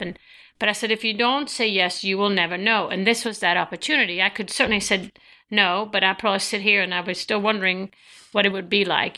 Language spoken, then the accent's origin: English; Sweden; moved away; growing up in Sweden